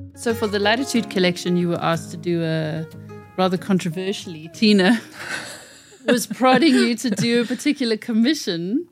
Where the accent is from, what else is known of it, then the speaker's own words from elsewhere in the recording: Oranjemund, ǁKaras, Namibia; moved away; We were born in the same little town in Namibia